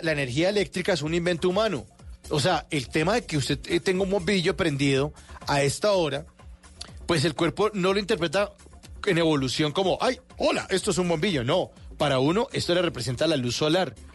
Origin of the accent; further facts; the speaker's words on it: Bogotá, Colombia; aquí somos los rolos, los que andamos con saco